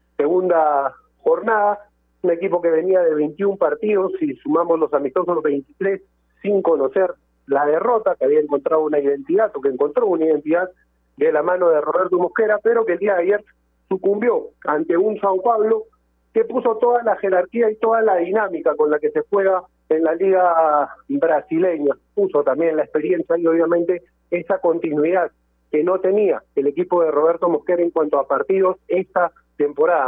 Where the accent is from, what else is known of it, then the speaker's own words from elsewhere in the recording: Peru; nosotros como peruanos